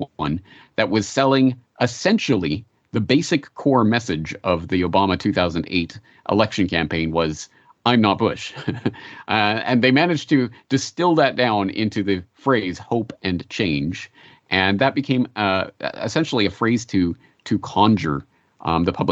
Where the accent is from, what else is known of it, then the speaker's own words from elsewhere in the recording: Canada; now in Japan; I'm a Canadian living in Japan